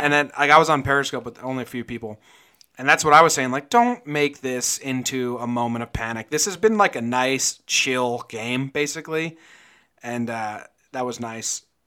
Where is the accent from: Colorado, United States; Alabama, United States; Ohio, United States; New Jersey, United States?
New Jersey, United States; also born or lived in Connecticut; now in Northern California, United States; I'm originally from New Jersey, and I spent nine years in Connecticut, and we're transplanted Yankee fans